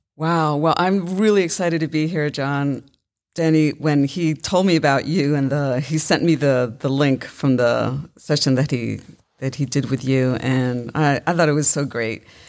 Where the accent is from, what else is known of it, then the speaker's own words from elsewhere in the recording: New York City, New York, United States; I was raised in Brooklyn, New York